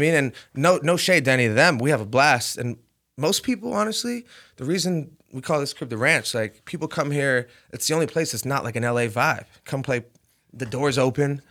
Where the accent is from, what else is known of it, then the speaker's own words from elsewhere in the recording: Rhode Island, United States; moved away as an adult; growing up in Rhode Island